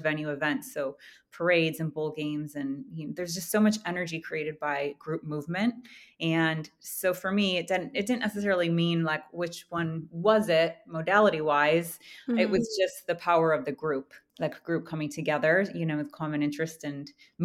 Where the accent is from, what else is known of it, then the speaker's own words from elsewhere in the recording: Plymouth, Michigan, United States; moved away; I'm originally from Michigan, Plymouth, Michigan